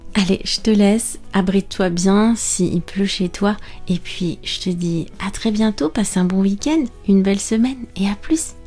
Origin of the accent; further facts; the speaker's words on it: France; je suis française